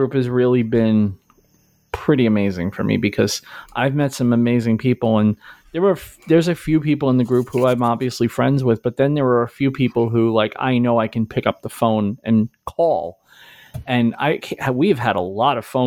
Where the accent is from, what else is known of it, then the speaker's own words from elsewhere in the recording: Brooklyn, New York, United States; I grew up in Brooklyn. I worked in Brooklyn for most of my life.